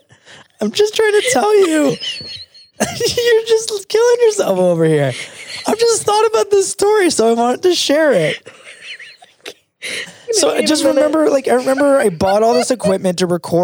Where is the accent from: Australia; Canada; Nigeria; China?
Canada; as a Canadian